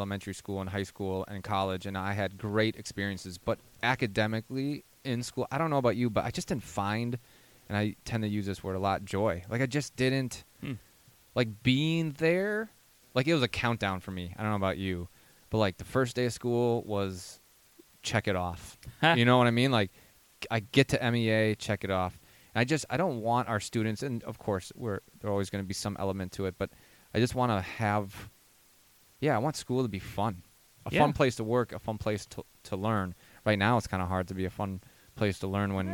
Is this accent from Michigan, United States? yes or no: no; Edina, Minnesota, United States; I grew up in Edina.